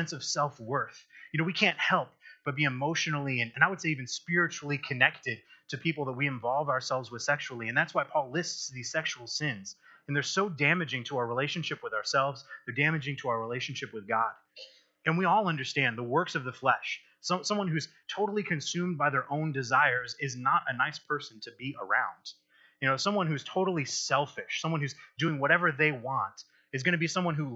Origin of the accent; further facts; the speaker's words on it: Michigan, United States; moved away; also born or lived in Texas / Kansas; I grew up in Michigan, and I spent some time in Texas, and I've spent some time in Kansas